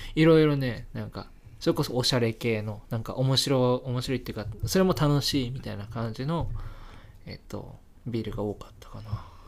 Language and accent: Japanese; Hokkaido, Japan; moved away; 私の生まれ育った地でうんあの北海道生まれなんですけど